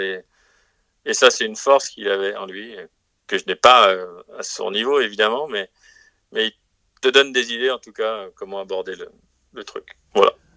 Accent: France; en tant que Français

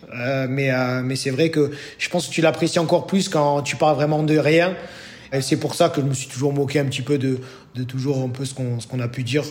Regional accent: Bordeaux, Nouvelle-Aquitaine, France; moved away as an adult; now in Greece; en tant que Bordelais

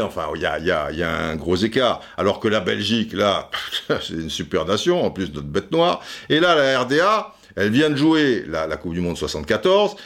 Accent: France; nous on est français

